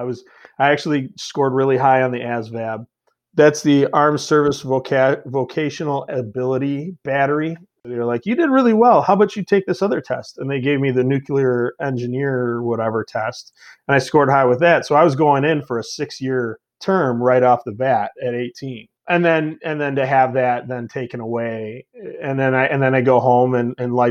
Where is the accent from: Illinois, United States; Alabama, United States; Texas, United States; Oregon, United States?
Illinois, United States; Elgin; I was born and raised in Elgin, so it's not like the toughest town in the world